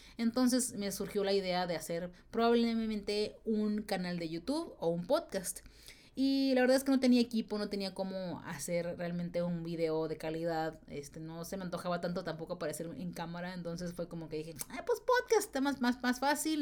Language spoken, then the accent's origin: Spanish; Tijuana, Baja California, Mexico; moved away; yo soy de Tijuana, de la ciudad de Tijuana, Baja California, México, que está pegada a San Diego